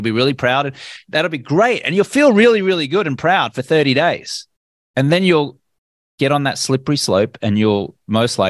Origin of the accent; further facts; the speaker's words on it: Australia; I grew up in Australia where everyone my age drank.